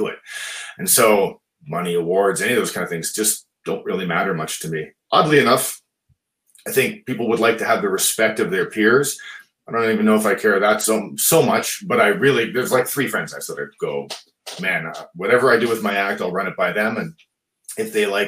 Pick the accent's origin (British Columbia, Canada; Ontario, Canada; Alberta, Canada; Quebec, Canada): Ontario, Canada; Brampton; my hometown of Brampton, Ontario, just a little north of Toronto